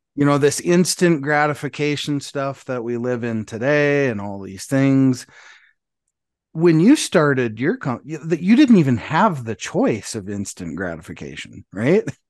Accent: Montana, United States; I grew up in Montana

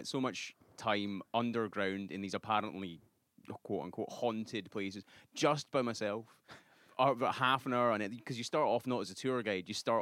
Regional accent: Glasgow, Scotland, United Kingdom; moved away as an adult; also born or lived in Edinburgh; now in New York, United States; I'm from Glasgow, which is the sort of dirtier, dingier city.

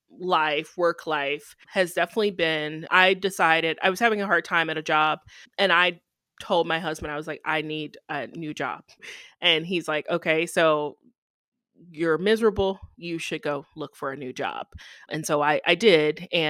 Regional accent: the South, United States; I probably would have chose Florida, honestly, because I'm from the South.

